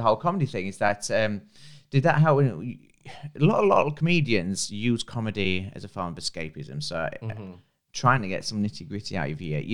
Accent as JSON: {"language": "English", "town": "Harrogate", "region": "Yorkshire and the Humber", "country": "United Kingdom", "said": "I'm from Harrogate."}